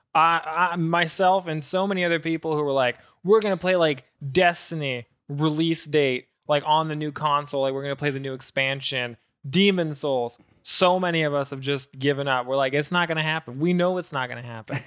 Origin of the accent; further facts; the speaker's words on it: Canada; I'm Canadian